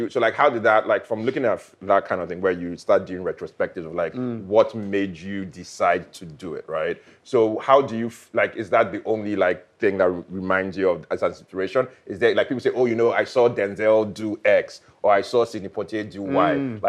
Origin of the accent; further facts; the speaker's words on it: Ijebu, Ogun State, Nigeria; I'm from Ijebu.